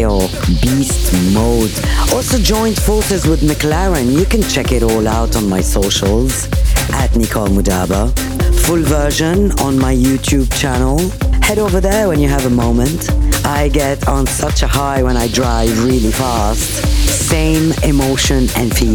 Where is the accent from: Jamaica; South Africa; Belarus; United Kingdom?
United Kingdom; London; my hometown, London